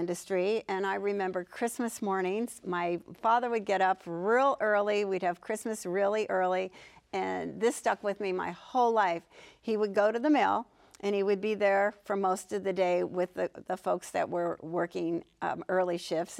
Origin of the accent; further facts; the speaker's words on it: Pittsburgh, Pennsylvania, United States; So, we lived in Pittsburgh in the suburbs, and I have a sister who is 3 years younger.